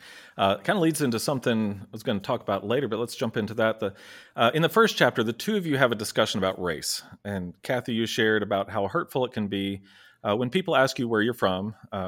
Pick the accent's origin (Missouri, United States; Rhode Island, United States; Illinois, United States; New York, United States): Illinois, United States; Chicago; You know, I'm from Chicago.